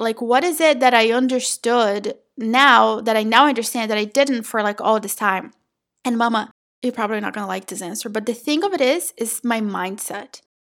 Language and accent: English; São Paulo, Brazil; now in North Florida, United States; I was born and raised in Brazil in a very small town, like tiny, tiny little dot in the state of São Paulo, okay? Not the city